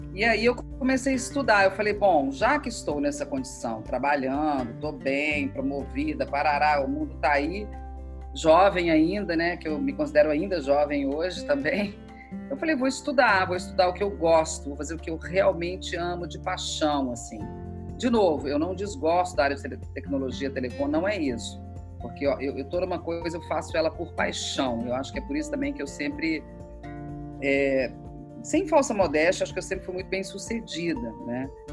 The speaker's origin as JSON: {"language": "Portuguese", "region": "Minas Gerais", "country": "Brazil", "also_born_or_lived": "São Paulo", "moved": "as an adult", "lives_now": "Rio de Janeiro, Brazil", "said": "Eu sou mineira"}